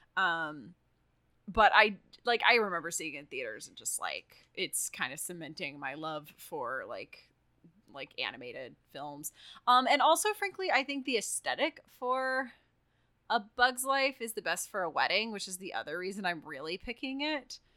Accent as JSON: {"language": "English", "region": "Texas", "country": "United States", "moved": "yes", "lives_now": "California, United States", "said": "I'm from Texas"}